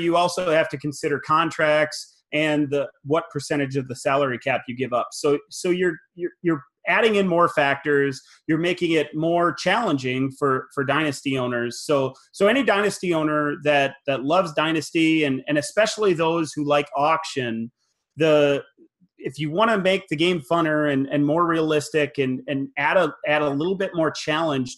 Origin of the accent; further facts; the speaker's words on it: Wisconsin, United States; now in South Dakota, United States; I was born in Wisconsin, and my whole family is a Packers fan, as you know, as well. So I was born into Packer fandom, and although I live in South Dakota now